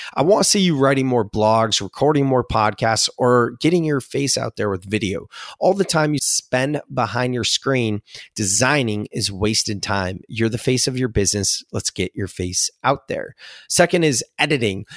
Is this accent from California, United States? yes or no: yes; Silicon Valley, California, United States; I'm from Silicon Valley.